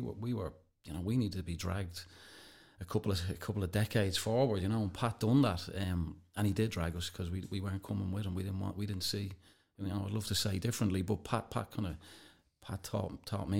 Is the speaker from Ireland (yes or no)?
yes; Ireland; we're Irish